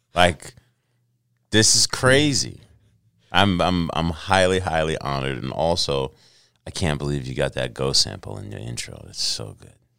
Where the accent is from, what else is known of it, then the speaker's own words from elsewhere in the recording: New York City, New York, United States; moved away; also born or lived in Los Angeles / Carlsbad, California; I was born in Los Angeles. uh, but raised in New York City